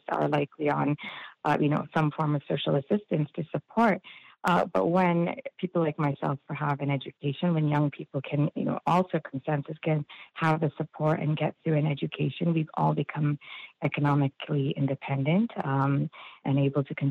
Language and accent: English; Toronto, Ontario, Canada; I grew up in the Scarborough District School Board, now known as the Toronto District School Board